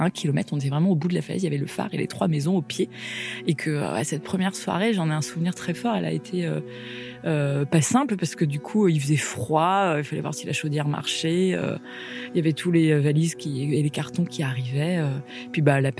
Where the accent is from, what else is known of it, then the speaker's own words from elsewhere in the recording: Paimpol, Brittany, France; born there; now in Lorient, France; j'ai 38 euh, ans dans quelques jours. Euh, du coup, je suis bretonne. Je suis née à Paimpol, dans les Côtes d'Armor, au nord de la Bretagne.